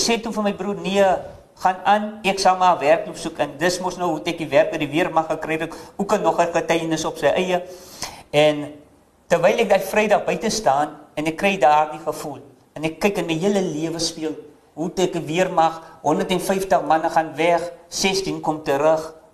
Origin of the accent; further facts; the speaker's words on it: Paternoster, Western Cape, South Africa; moved away; Ek is gebore in die kant van Paternoster, Weskus klong